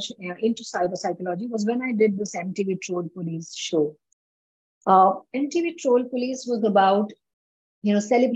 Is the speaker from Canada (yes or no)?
no; India; in my country, I'm from India